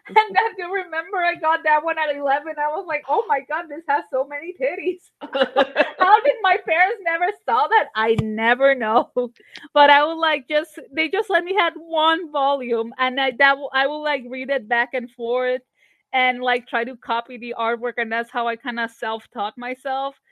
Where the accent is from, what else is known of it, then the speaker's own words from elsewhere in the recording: Barranquilla, Atlántico, Colombia; moved away as an adult; also born or lived in Savannah, Georgia; now in Atlanta, United States; I grew up in Barranquilla